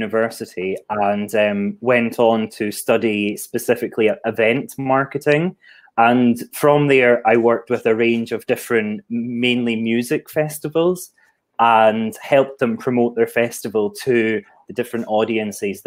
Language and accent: English; Scotland, United Kingdom; moved away as an adult; now in Hastings, United Kingdom; I'm not from the Southeast, if you didn't tell that from my accent. I'm an export from Scotland, and I'm currently living in Hastings.